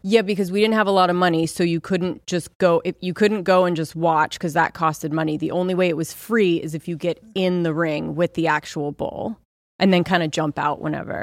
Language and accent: English; Southern California, United States; I grew up in Southern California